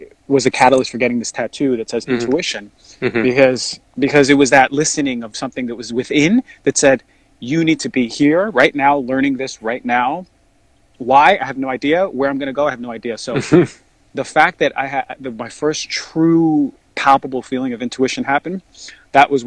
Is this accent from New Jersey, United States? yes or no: yes; New Jersey, United States; also born or lived in New York; I grew up in New York for a little bit, my childhood, and then I moved to New Jersey. Most of my life